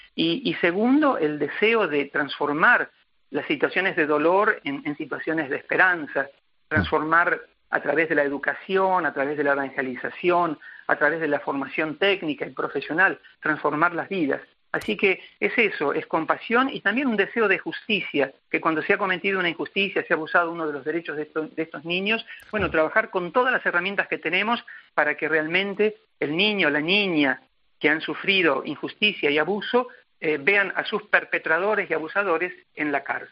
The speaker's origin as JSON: {"language": "Spanish", "country": "Argentina", "moved": "yes", "lives_now": "Africa", "said": "no tengo pensado volver a la Argentina eh, me considero ya africano"}